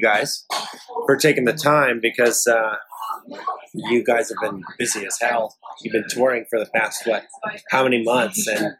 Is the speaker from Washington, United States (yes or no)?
yes; Seattle, Washington, United States; I'm from the Northwest as well. I'm from Seattle.